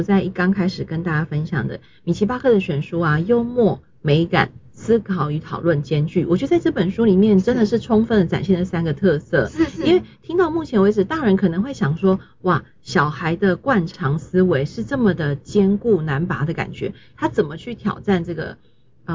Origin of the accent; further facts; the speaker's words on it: Taiwan; 跟我们台湾人觉得可爱